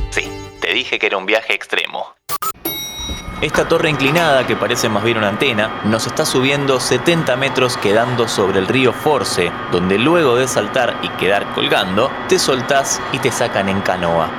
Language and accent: Spanish; Argentina; en Argentina al menos conocemos como hamacas paraguayas